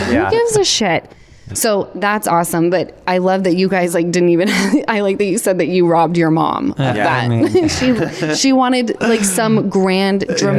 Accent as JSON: {"language": "English", "town": "Salt Lake City", "region": "Utah", "country": "United States", "said": "I'm from Utah, which people don't realize that Salt Lake, where I come from"}